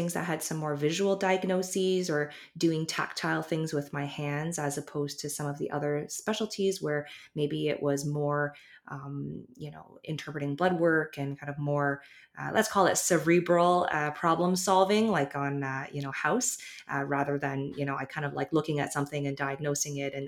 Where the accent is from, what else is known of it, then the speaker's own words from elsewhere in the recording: Toronto, Ontario, Canada; also born or lived in Halifax, Nova Scotia / California; I was born in Halifax, lived in Toronto for most of my life.